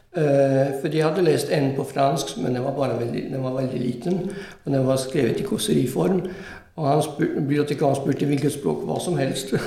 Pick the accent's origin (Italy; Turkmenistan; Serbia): Italy; Norwegian is a second language; now in Norway; Jeg vokste opp i Italia, men gikk på fransk skole.